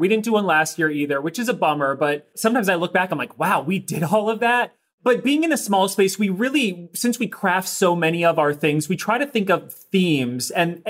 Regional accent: outside DC, Maryland, United States; born and raised right outside of DC in Maryland.

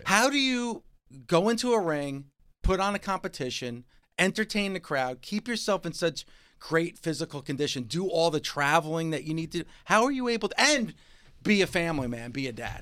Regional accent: New Jersey, United States; I'm from New Jersey

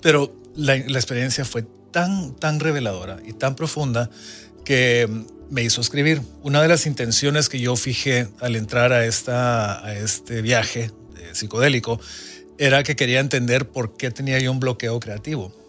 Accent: Guatemala; mi infancia en Centroamérica, de Guatemala, un país en guerra

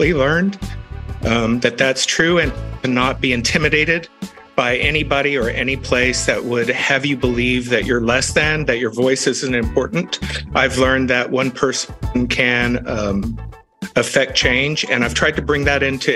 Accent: Texas, United States; my home state of Texas

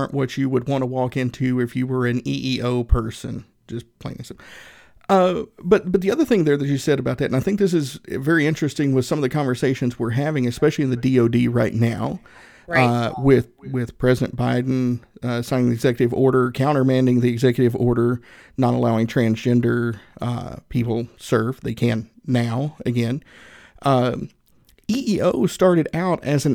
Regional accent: Erwin, Tennessee, United States; moved away as an adult; I grew up in Northeast Tennessee, a little town called Irwin, Tennessee

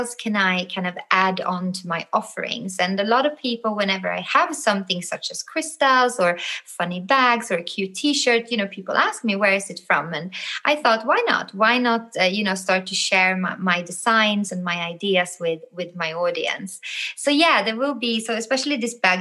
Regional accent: Sweden; moved away; I'm from the North. I'm from Sweden originally.

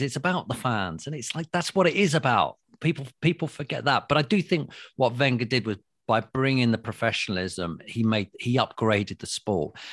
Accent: London, United Kingdom; London, we all speak like this

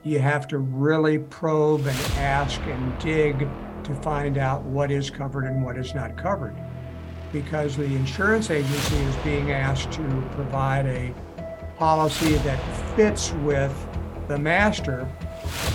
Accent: Evanston, Illinois, United States; moved away as an adult; also born or lived in Champaign-Urbana, Illinois / Peoria, Illinois; now in Phoenix, United States; So I'm originally from Evanston, Illinois.

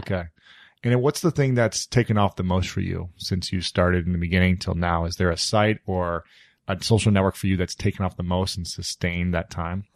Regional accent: Ohio, United States; moved away as an adult; also born or lived in New York City; now in Los Angeles, United States; I'm from Ohio, so I'm a neighbor of yours

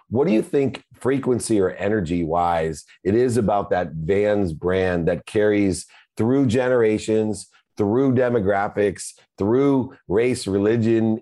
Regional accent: Southern California, United States; I'm from Southern California

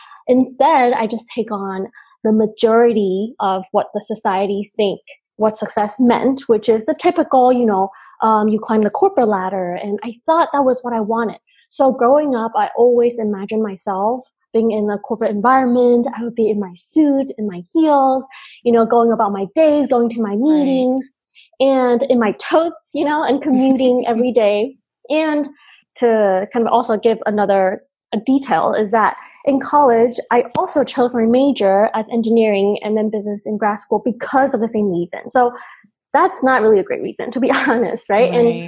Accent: United States; English is a second language; growing up in the States, English being our second language and trying to fit in a different culture completely

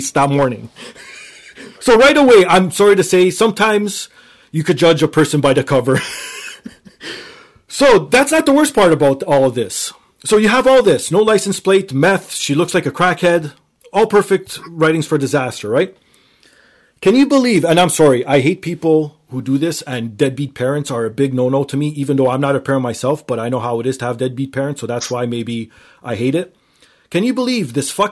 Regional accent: Toronto, Ontario, Canada; I'm from Toronto.

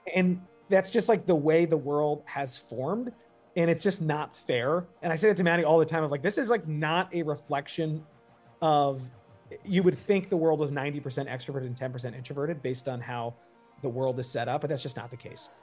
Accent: outside New York, United States; I grew up outside New York

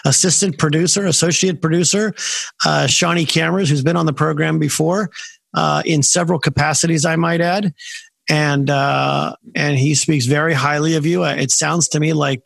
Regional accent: San Francisco, California, United States; now in Washington, D.C., United States; I grew up in San Francisco

